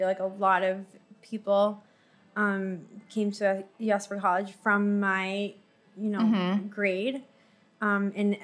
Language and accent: English; Caracas, Capital District, Venezuela; moved away as an adult; now in United States; I grew up in Caracas